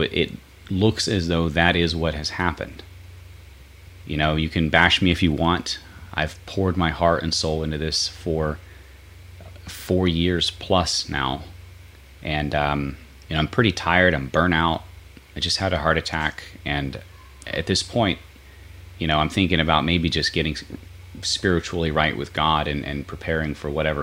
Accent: United States; I'm an American

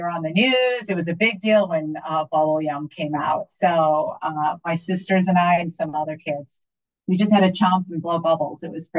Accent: Minneapolis, Minnesota, United States; born there; also born or lived in Midwest; I was born in Minneapolis, Minnesota.

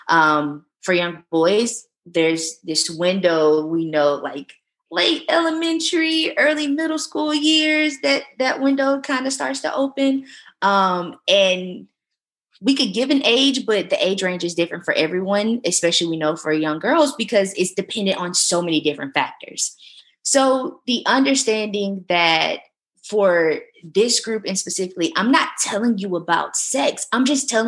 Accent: the South, United States; I'm from the South

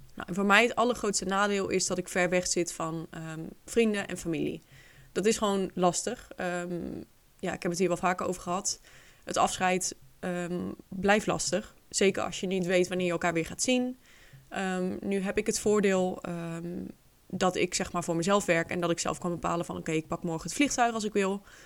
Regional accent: Netherlands; moved away as an adult; now in Spain

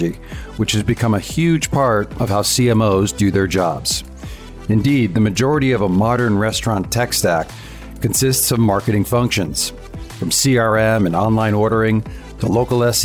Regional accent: Wallingford, Connecticut, United States; I grew up in Connecticut

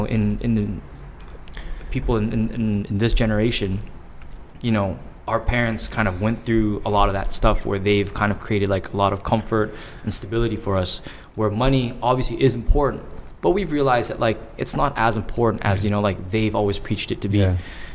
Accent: Toronto, Ontario, Canada

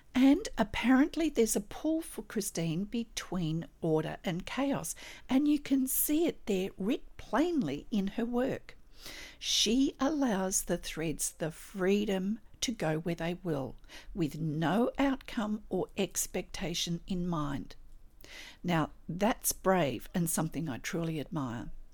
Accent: Australia; I'm an Australian textile artist

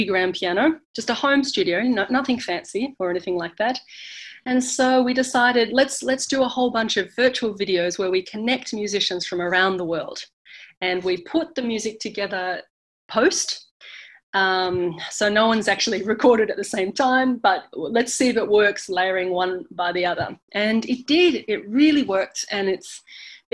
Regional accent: Australia; moved away as an adult; also born or lived in Boston, United States / France / London, United Kingdom; now in California, United States; I'm Australian

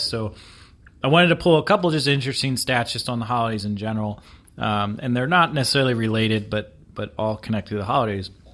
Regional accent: East Coast, United States; now in Seattle, United States; being from the East Coast

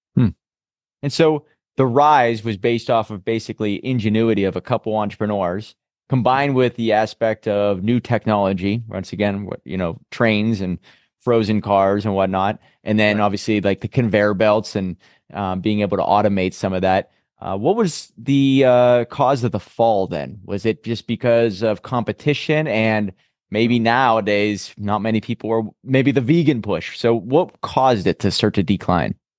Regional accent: Pittsburgh, Pennsylvania, United States; I'm from Pittsburgh, Pennsylvania, so we have quite a bit big history with the steel industry

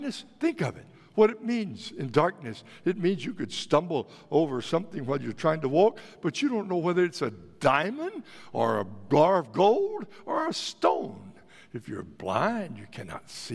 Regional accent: Texas, United States; moved away; When I grew up in Texas, of course, you know, back in Texas, we were all country music fans

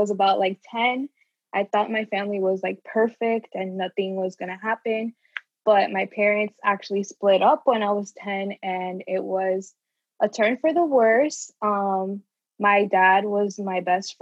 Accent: Orlando, Florida, United States; also born or lived in Puerto Rico; I was born in Puerto Rico, but I moved here when I was like a year and a half. So basically been in Orlando my whole life

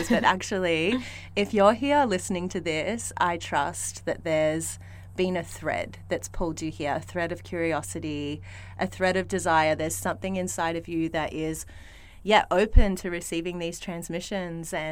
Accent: Melbourne, Victoria, Australia; I grew up in Melbourne.

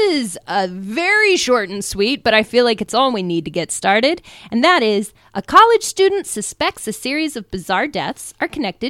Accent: Midwest, United States; Max, my partner, and I grew up in the Midwest.

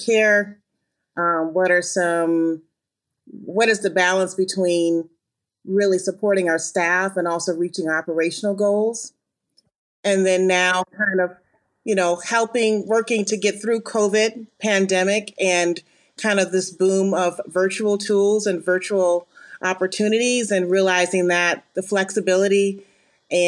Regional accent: Ann Arbor, Michigan, United States; I am from the Midwest. I'm originally from Ann Arbor, Michigan.

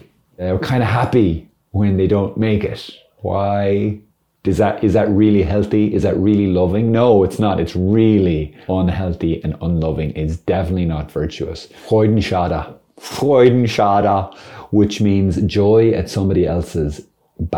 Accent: Ireland; As an Irishman

